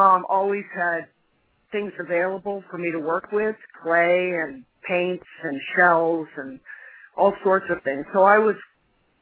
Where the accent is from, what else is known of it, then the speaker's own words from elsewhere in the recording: Belmont, Massachusetts, United States; moved away as an adult; now in Cape Cod, United States; I grew up in Belmont, but I moved to the Cape, about 10 years ago, Cape Cod